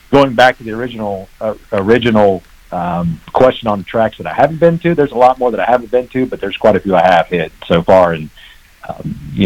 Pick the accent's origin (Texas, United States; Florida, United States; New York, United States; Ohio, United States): Ohio, United States; moved away as an adult; also born or lived in Athens, Georgia; I'm originally from Ohio